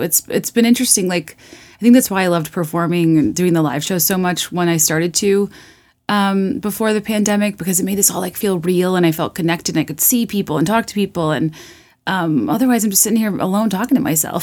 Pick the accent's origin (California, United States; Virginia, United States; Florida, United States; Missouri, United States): Virginia, United States; now in Chicago, United States; I grew up in Virginia, and it's been interesting living here for a while